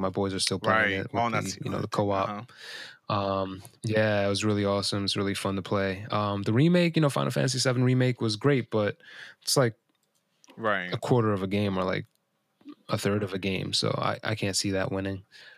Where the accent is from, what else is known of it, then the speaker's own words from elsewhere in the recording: New York, United States; We're from New York. That doesn't bug us.